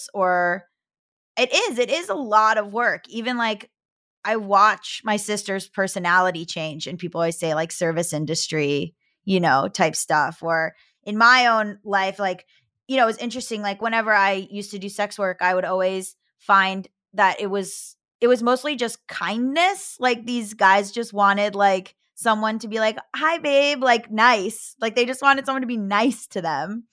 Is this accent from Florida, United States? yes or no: yes; Florida, United States; moved away; I'm from Florida, I can do it. I put on a Southern accent in certain instances